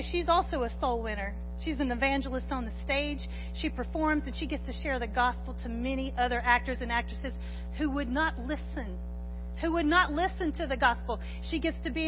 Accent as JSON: {"language": "English", "town": "Corsicana", "region": "Texas", "country": "United States", "tie": "born or raised there", "said": "I was born in Corsicana, raised in Corsicana, went to Corsicana High School"}